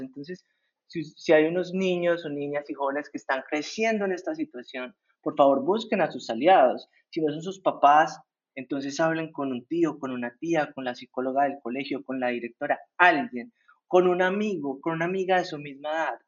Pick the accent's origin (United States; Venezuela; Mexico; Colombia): Colombia; El Santuario, Antioquia; now in Medellín, Colombia; yo no crecí en Medellín, sino en un pueblo en el oriente que se llama El Santuario